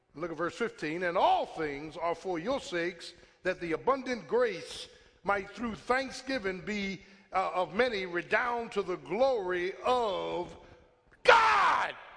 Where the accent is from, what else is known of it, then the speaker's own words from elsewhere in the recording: Philadelphia, Pennsylvania, United States; Born and bred in South Philly. Almost everybody I grew up with is either dead or in jail